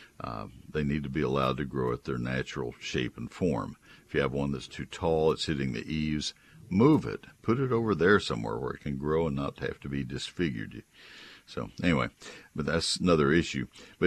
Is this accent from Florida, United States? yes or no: no; McKinney, Texas, United States; In my hometown of McKinney, northeast of Dallas